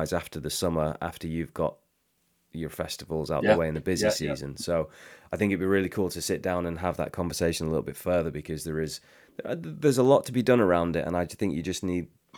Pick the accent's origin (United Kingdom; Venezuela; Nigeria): United Kingdom; England; as English people